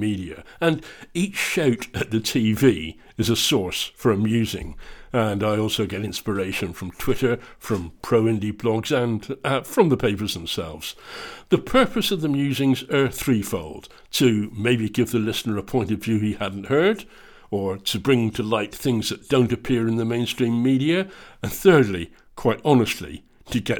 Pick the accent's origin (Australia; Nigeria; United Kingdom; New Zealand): United Kingdom; England; moved away as an adult; now in Scotland, United Kingdom; I'm English, but have now spent more than half my life in Scotland